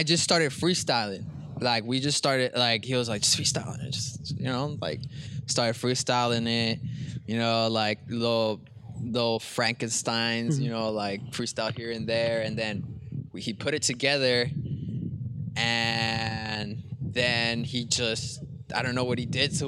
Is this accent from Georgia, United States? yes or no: no; Brawley, California, United States; I'm from Brawley.